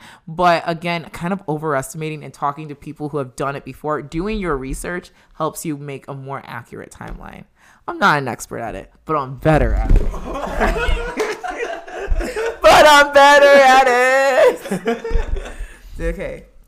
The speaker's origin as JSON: {"language": "English", "country": "Nigeria", "moved": "yes", "said": "So you see, I came with my parents from Nigeria. So with that immigrant mentality, it's like you can take on the world."}